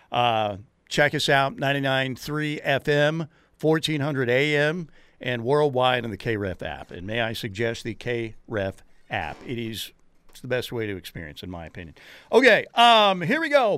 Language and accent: English; Norman, Oklahoma, United States; Born and raised in Norman.